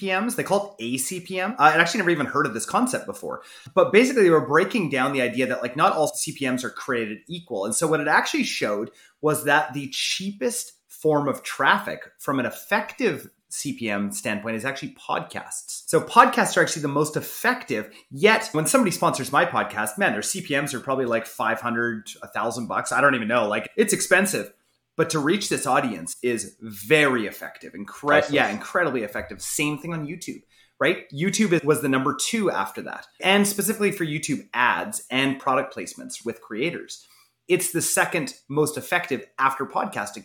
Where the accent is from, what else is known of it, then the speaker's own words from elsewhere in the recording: Canada; I'm Canadian